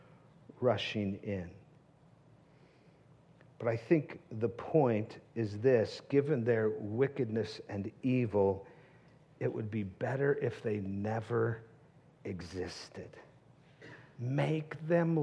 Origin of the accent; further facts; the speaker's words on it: the Northwest, Pacific Northwest, United States; now in Tucson, United States; I grew up in the Northwest